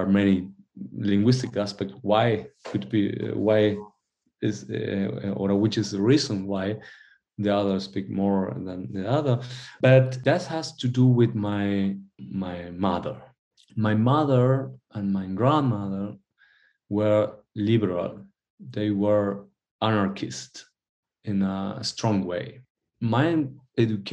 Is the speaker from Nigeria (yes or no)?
no; Argentina; English is a second language; also born or lived in Patagonia; now in Hamburg, Germany; I am Argentinian. I drink mate, and I do this in Germany